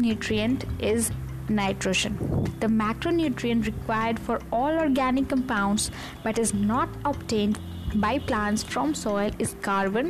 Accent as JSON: {"language": "English", "country": "India", "said": "I'm an Indian"}